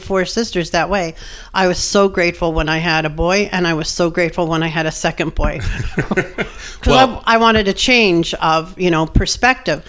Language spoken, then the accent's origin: English; Erie, Pennsylvania, United States; I was born in Erie, Pennsylvania